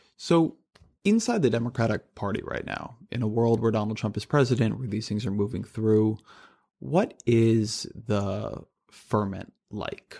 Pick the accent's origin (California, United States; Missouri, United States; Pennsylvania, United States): California, United States; I grew up in California